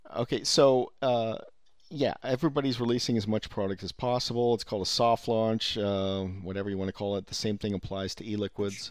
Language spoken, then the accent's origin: English; Silicon Valley, California, United States; I'm from Silicon Valley, native